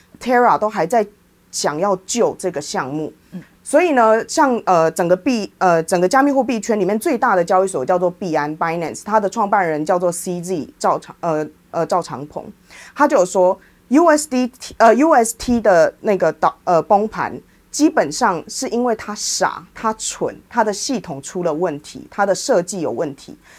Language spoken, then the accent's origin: Chinese; Taiwan; 我也是台湾人，我在印度也是遇到一样的问题